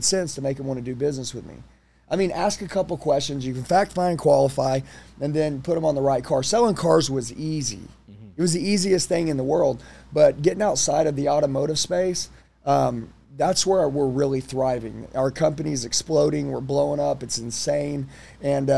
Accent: Oklahoma, United States; I'm from Oklahoma.

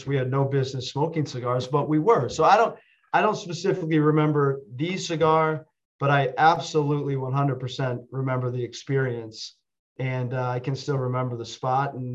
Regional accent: Findlay, Ohio, United States; my dad's office growing up in Findlay, Ohio, was on the second floor of a building

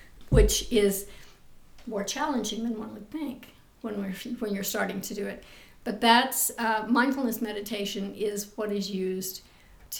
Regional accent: Midwest, United States; moved away as an adult; also born or lived in New York; I come from the Midwest, so it's a very solid, comforting background to come from.

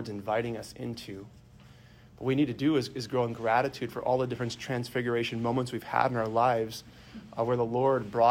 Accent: Sheboygan, Wisconsin, United States; I'm from Sheboygan originally.

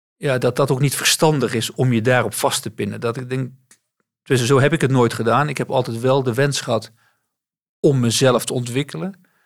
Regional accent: North Brabant, Netherlands; moved away as an adult; also born or lived in Amsterdam; ik ben geboren in Amsterdam, maar eh, ben op hele jonge leeftijd verhuisd naar West-Brabant. En ehm, daar ben ik opgegroeid.

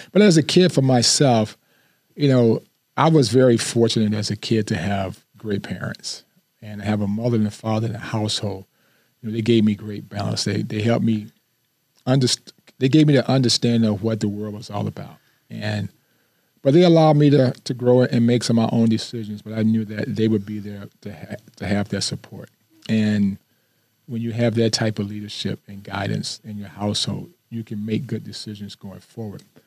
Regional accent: Flint, Michigan, United States; moved away as an adult; I didn't want to just stay in my hometown

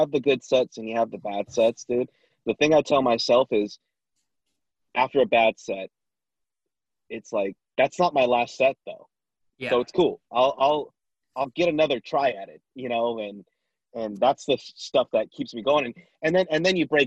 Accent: Vallejo, California, United States; also born or lived in Sacramento; I grew up in Vallejo

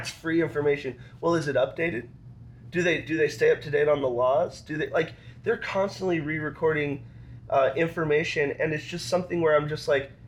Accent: Wyoming, United States; I'm from Wyoming

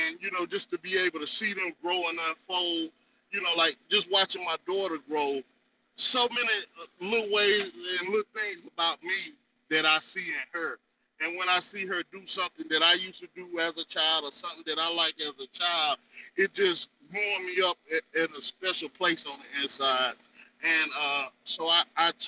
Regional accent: North Carolina, United States; I'm from the North Carolina territory.

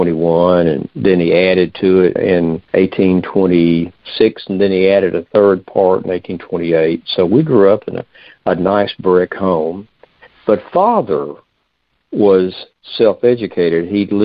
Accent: United States; where I was born on the Ohio River is Mason and Dixon's line. I grew up in just about, if you look at a map, the southernmost part of the northern half of our country at that time.

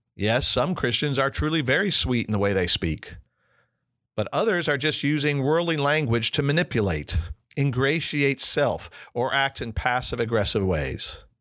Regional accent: Chicago, Illinois, United States; also born or lived in United Kingdom; Growing up in Chicago gave me lots of connections to other cultures

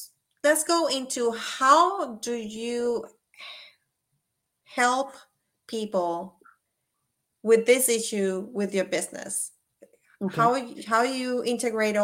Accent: Puerto Rico; I'm from Puerto Rico

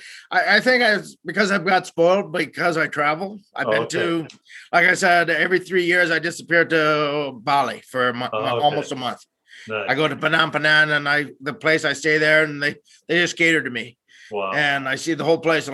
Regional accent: Sault Ste. Marie, Ontario, Canada; moved away as an adult; also born or lived in Guelph, Ontario; now in East Coast, Canada; I'm originally from just outside Sault Ste. Marie

